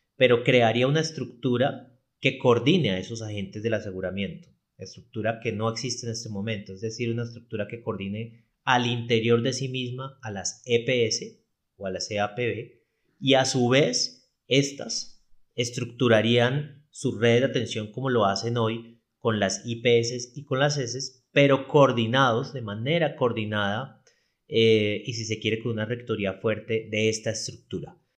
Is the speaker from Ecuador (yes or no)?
no; Cali, Valle del Cauca, Colombia; yo soy de Cali, Colombia